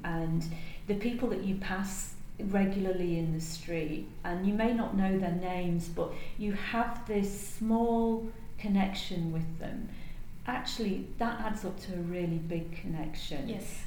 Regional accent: United Kingdom; now in Singapore; I'm British

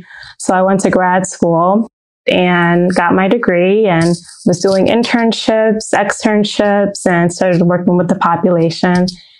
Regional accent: Brooklyn, New York, United States; born there; I was born in Brooklyn, New York, and I was the only child for a few years.

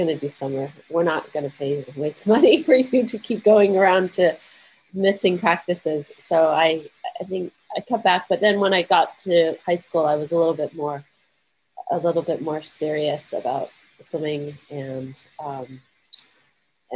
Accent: Menlo Park, California, United States; I grew up in the Bay Area. I'm from Menlo Park

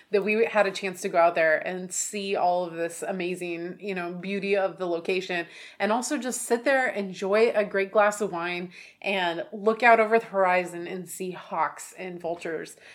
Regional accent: Oregon, United States; like you know I grew up in Oregon, so

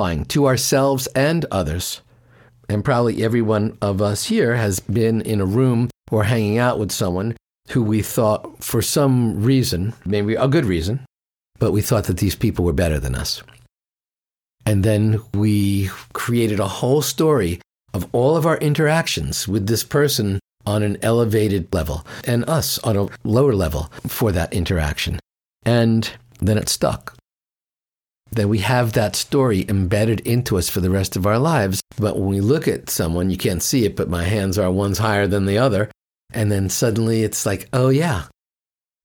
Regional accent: New York, United States; I'm from New York

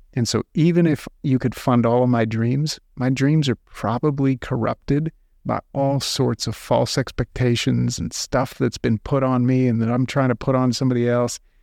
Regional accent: United States; we're American Christians

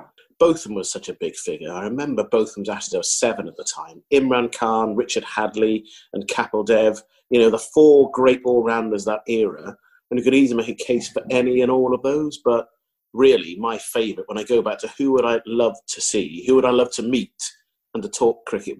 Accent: Zambia; born there; And interestingly, I was born in Zambia

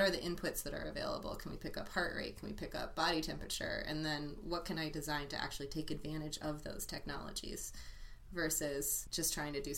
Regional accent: San Francisco, California, United States; moved away as an adult; also born or lived in New York; I grew up in San Francisco, as you said, and I returned to San Francisco after about 10 years back east for both school and working

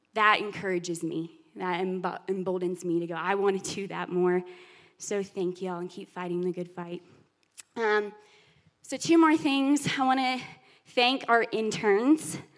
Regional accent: Alabama, United States; moved away as an adult; We just moved here. I'm from Alabama, he's from Texas, so the Bible Belt for sure.

